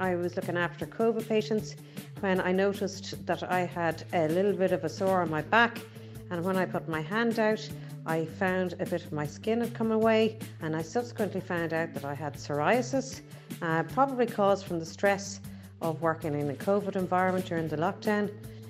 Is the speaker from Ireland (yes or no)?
yes; Dublin, Leinster, Ireland; I'm from Dublin.